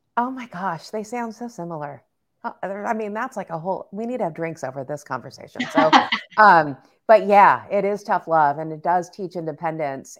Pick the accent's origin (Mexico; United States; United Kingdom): United States; Southern California; we grew up in Southern California and we were in LA, but then we moved to the suburbs